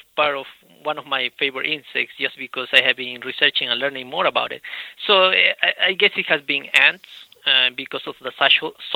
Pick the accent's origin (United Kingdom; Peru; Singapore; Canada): Peru; moved away as an adult; also born or lived in Idaho / California / Maryland; now in United States; I'm originally from Peru